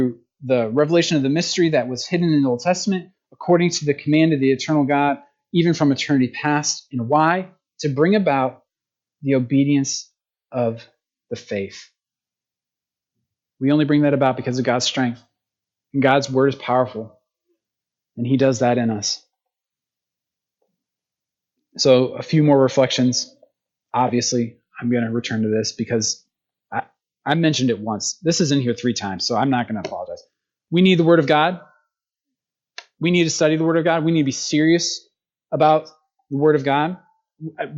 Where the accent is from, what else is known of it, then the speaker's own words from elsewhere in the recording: United States; as Americans